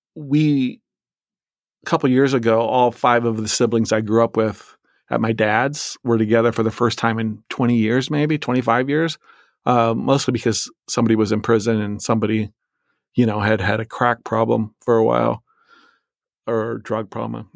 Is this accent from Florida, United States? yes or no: no; Illinois side, United States; also born or lived in Iowa; I was born in Iowa, a state where I've never lived, and I say that because we lived in this p-, place called the Quad Cities, which it straddles the river in Illinois and Iowa, so I lived on the Illinois side